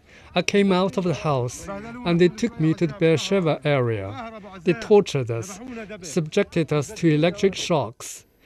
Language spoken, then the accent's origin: English; Gaza City, Gaza Governorate, Palestine; I'm from Gaza City.